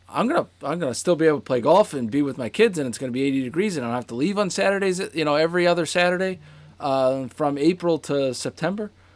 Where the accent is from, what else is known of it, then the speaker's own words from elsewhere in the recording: Boston, Massachusetts, United States; now in Rhode Island, United States; in my hometown too